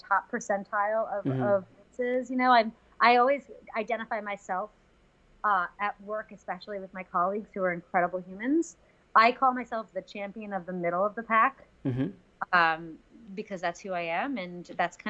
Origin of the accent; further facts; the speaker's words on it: Westchester, New York, United States; also born or lived in Queens, New York City; I'm from Westchester, from, you know, New York, born and bred.